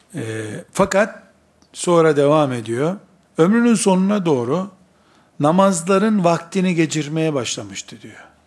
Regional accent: Black Sea Region, Turkey; accent: Black Sea dialect; Bizim Karadeniz lehçesinde

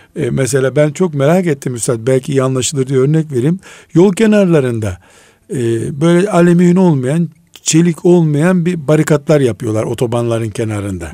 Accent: Black Sea Region, Turkey; Biz Karadeniz çocuğuyuz

